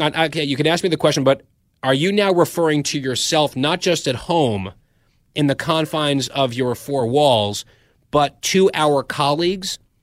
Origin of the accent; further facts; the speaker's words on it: Saudi Arabia; now in Washington, D.C., United States; I was born in Saudi Arabia